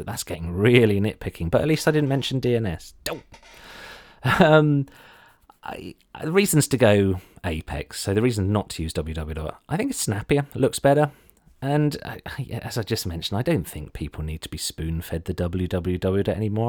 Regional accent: Ipswich, East of England, United Kingdom; I'm from Ipswich

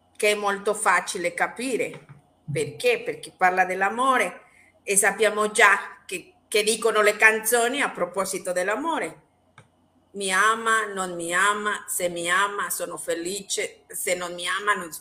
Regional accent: Mexico; Italian is a second language; sono messicana

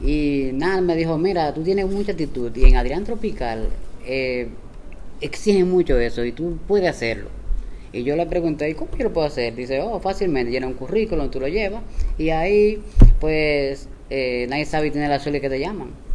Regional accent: Bonao, Monseñor Nouel, Dominican Republic; moved away as an adult; also born or lived in San José de Ocoa; now in Santo Domingo, Dominican Republic; Nací en San José de Ocoa y me crié, como dicen los viejos, en Bonao.

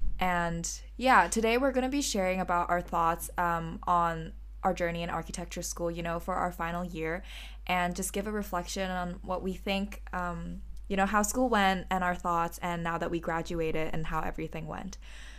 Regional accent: Malaysia; now in London, United Kingdom; I'm a third-year architecture student studying at the Bartlett as well, and I'm originally from Malaysia.

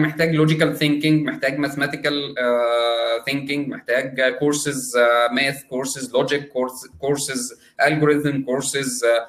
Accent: Egypt; عندنا في مصر

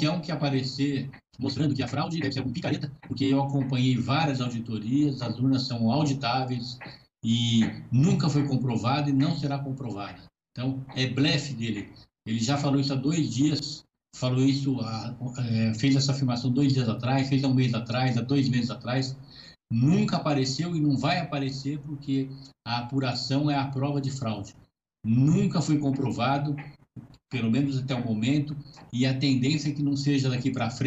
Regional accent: Brazil; olha, eu sou brasileiro, eu acredito no Brasil

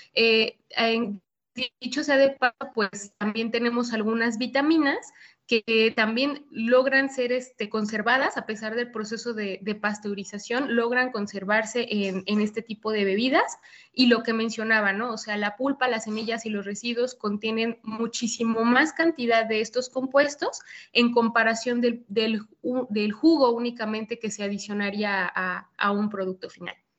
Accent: State of Mexico, Mexico; en el Estado de México, de donde soy originaria

